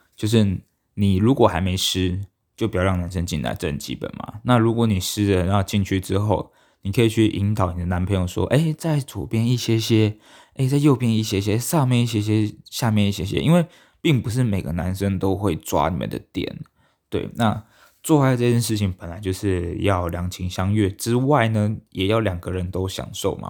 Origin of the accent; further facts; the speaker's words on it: Taiwan; 我们台湾人呢